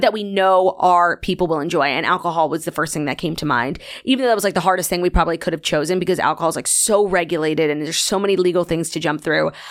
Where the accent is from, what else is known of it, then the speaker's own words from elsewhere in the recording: New York City, New York, United States; also born or lived in Long Island, New York; I grew up in Long Island until the seventh grade